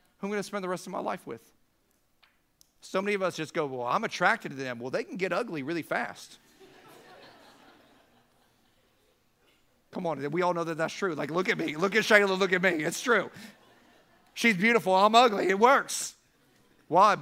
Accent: Siesta Key, Florida, United States; I lived on Siesta Key. That's where I grew up in the Sarasota-Bradenton area

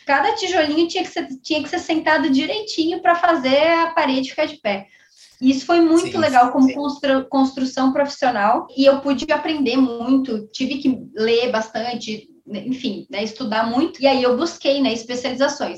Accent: Caxias do Sul, Rio Grande do Sul, Brazil; sou gaúcha, sou de Caxu, Rio Grande do Sul

